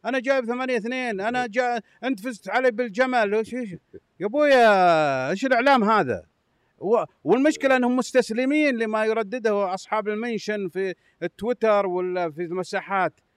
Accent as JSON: {"language": "Arabic", "country": "Saudi Arabia", "said": "انا كسعودي افخر بملفات كبرى"}